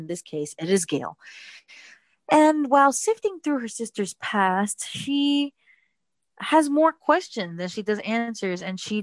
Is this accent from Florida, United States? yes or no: yes; Miami, Florida, United States; also born or lived in New Jersey; I was born in New Jersey and I moved to Miami and was raised in Miami from about age 5